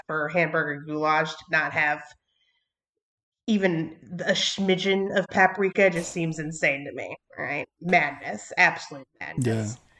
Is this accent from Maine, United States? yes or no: no; Alabama, United States; moved away as an adult; also born or lived in Missouri; I'm from Alabama motherfucking Bama